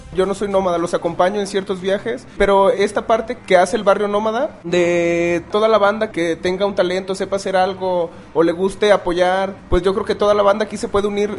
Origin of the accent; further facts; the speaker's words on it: Nayarit, Mexico; now in Querétaro, Mexico; yo soy de Nayarit de ando en un, un colectivo de Juárez y vivo en Querétaro